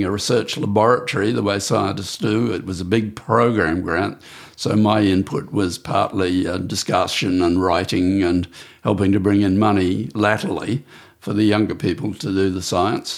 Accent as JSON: {"language": "English", "town": "Brisbane", "region": "Queensland", "country": "Australia", "tie": "born or raised there", "said": "I grew up in Brisbane, the outer suburb of Brisbane"}